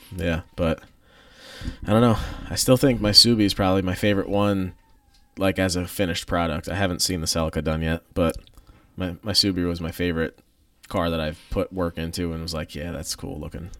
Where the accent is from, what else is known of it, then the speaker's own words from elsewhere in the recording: United States; I grew up in Columbia County.